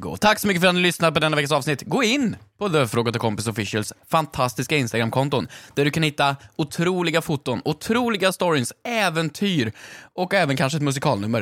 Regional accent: Värmland, Sweden; moved away; jag hade många i min klass hemma i Värmland

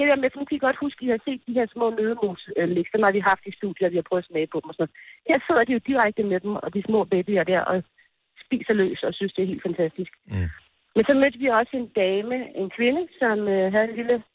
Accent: Denmark; der kommer jeg fra Danmark og vejer lige 5-10 kilo for meget og står der og kigger ud og tager billeder og sådan noget.

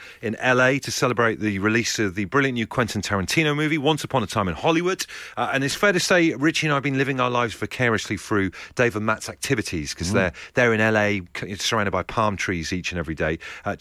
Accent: Bristol, South West England, United Kingdom; growing up in Bristol

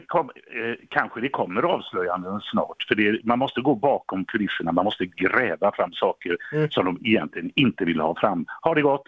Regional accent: Gothenburg, Västra Götaland, Sweden; Biskopsgården där jag är uppvuxen

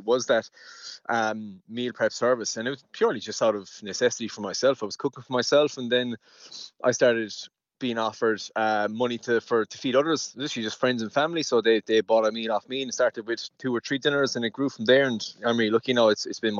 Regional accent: west of Ireland, Ireland; also born or lived in Europe; And I'm from West America. I'm from the countryside

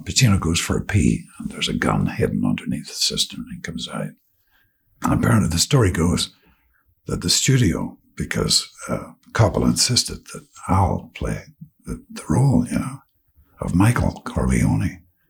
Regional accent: Ireland; Yeah, I know we're Irish, so it's like you may not see each other for 4 years

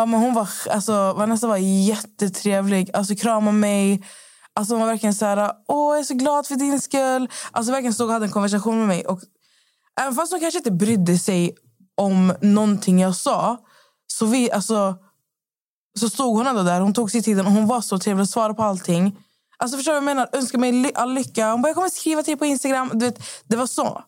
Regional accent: Skövde, Västra Götaland, Sweden; moved away; Jag var ju hemma i Skövde i fyra dagar

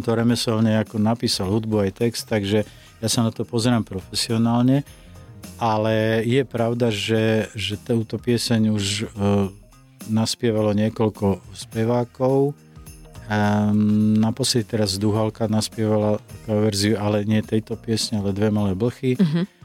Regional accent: Slovakia; Som Slovák

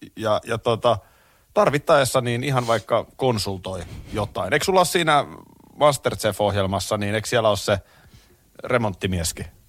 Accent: Nurmijärvi, Uusimaa, Finland; also born or lived in Tampere / Korpilahti; Mä oon Tampereella syntynyt, Nurmijärvellä asunut, eli tavallaan mä oon maalaispoika

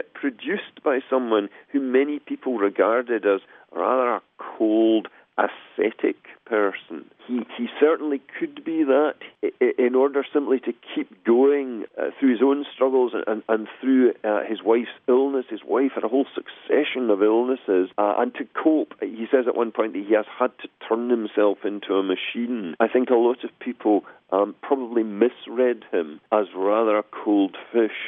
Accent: Glasgow, Scotland, United Kingdom; moved away; I come from Glasgow originally in the west of Scotland

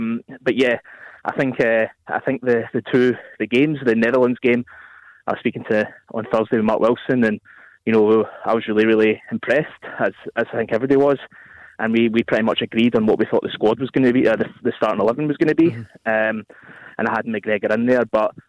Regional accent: Scotland, United Kingdom; We're Scottish.

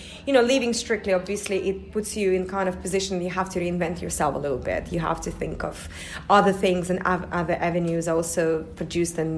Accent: Russia; also born or lived in United States; now in United Kingdom; I am from Russia, even though I feel like, you know, it's always going to be, obviously, my motherland, but I lived in America for about 9 years before I moved to the UK

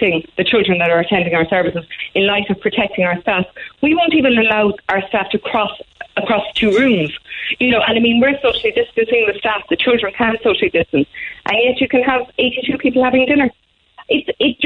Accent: Ireland; As Irish people, we are very big on ritual and tradition

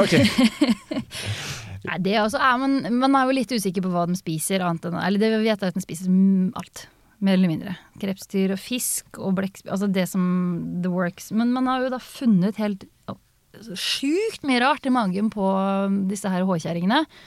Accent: Østfold, Norway; jeg er fra Østfold, så vi har det i kulturarven vår

